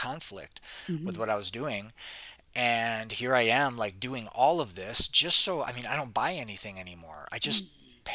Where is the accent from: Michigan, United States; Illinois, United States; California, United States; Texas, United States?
Michigan, United States; Detroit; moved away as an adult; also born or lived in Arizona; now in Costa Rica; I grew up in Detroit city